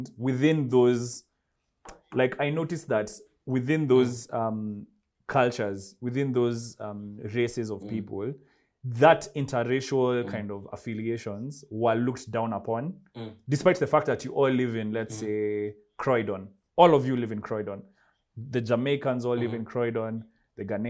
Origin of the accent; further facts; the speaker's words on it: Kenya; moved away as an adult; I'm African. I'm Kenyan, in fact